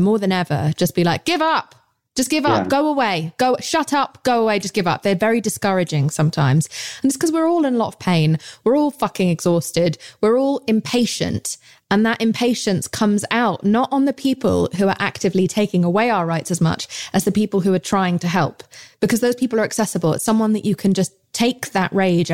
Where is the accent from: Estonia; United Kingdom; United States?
United Kingdom; accent: English; I'm British